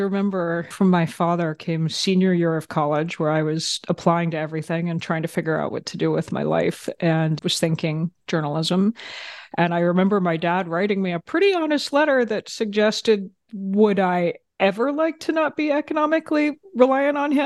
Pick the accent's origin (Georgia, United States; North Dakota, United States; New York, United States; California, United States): Georgia, United States; moved away as an adult; also born or lived in Germany / Bavaria; now in Washington, D.C., United States; We moved to Georgia when I was 4. And I had just, you know, a lovely, idyllic childhood, grew up there